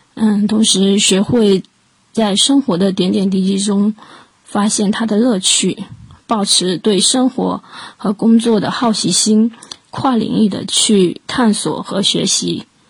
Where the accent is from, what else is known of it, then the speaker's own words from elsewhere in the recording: Fuzhou, Fujian, China; 作为一个福州人